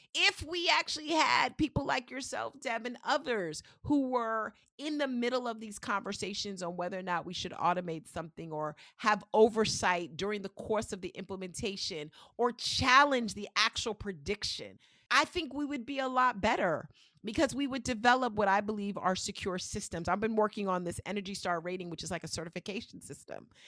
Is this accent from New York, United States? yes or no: yes; New York, United States; I'm one of those people from New York